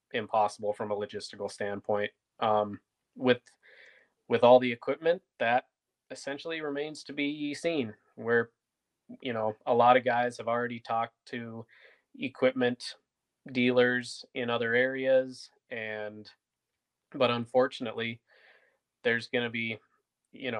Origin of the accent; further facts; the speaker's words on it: North Dakota, United States; I'm personally from North Dakota